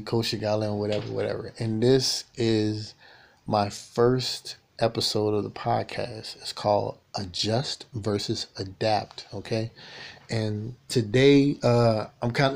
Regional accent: the South, United States; moved away; I'm from the South, so the way I was raised

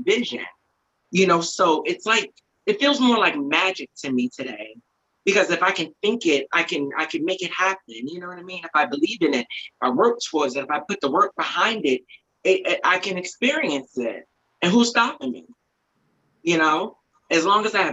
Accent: Eastern Long Island, New York, United States; also born or lived in Bronx, New York; I'm from Eastern Long Island.

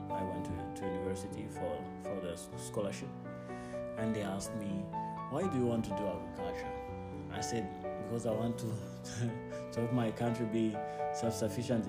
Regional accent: Lubumbashi, Haut-Katanga, DR Congo; English is a second language; also born or lived in Zimbabwe; I am a Congolese. I come from Lubumbashi.

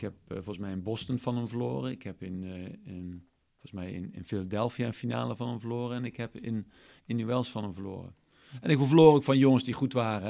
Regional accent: Eindhoven, North Brabant, Netherlands; ik uit Eindhoven kom

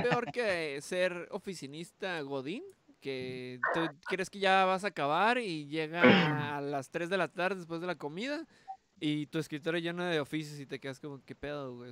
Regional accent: Mexico; Soy mexicano

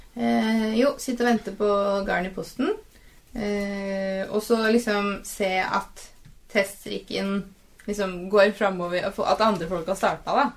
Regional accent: Eastern Norway, Norway; som østlending

